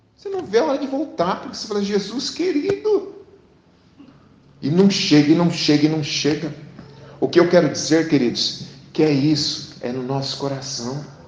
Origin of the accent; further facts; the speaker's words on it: Sarandi, Paraná, Brazil; Eu nasci aqui, no Paraná. Eu estou há cinquenta e tantos anos morando aqui